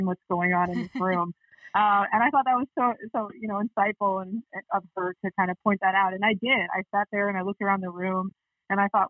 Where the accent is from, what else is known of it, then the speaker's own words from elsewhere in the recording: Canada; growing up in Canada